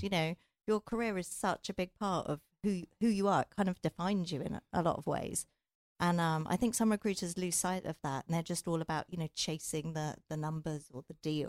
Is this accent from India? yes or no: no; England, United Kingdom; I'm from England.